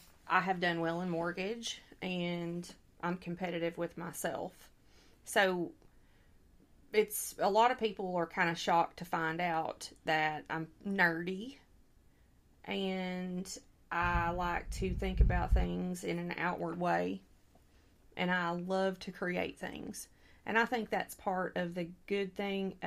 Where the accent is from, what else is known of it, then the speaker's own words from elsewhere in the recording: Stone County, Arkansas, United States; I am from Stone County, Arkansas